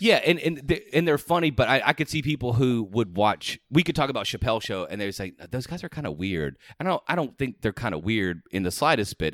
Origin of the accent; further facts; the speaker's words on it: Georgia, United States; moved away; I'm originally from Georgia